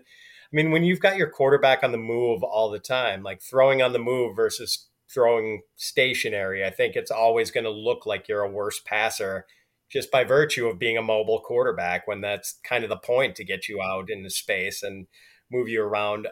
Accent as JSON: {"language": "English", "town": "Milwaukee", "region": "Wisconsin", "country": "United States", "tie": "born or raised there", "also_born_or_lived": "Chicago area", "moved": "yes", "lives_now": "Chicago, United States", "said": "Milwaukee is my hometown"}